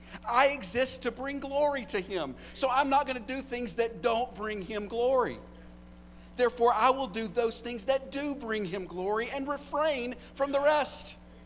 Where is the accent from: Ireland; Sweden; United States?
United States; I'm an American.